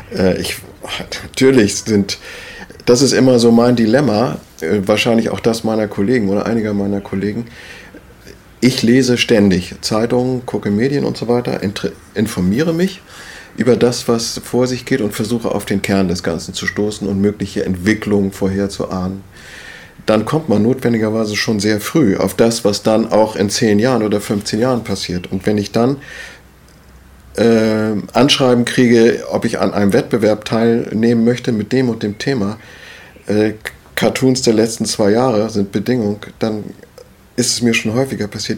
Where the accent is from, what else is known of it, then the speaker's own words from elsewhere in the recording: Schleswig-Holstein, Germany; moved away as an adult; also born or lived in Wendland; now in Hitzacker, Germany; als Schleswig-Holsteiner